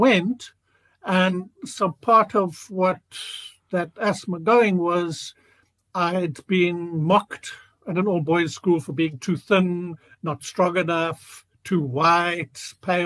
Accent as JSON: {"language": "English", "town": "Cape Town", "region": "Western Cape", "country": "South Africa", "tie": "born or raised there", "said": "I grew up in Cape Town, went to all boys private schools"}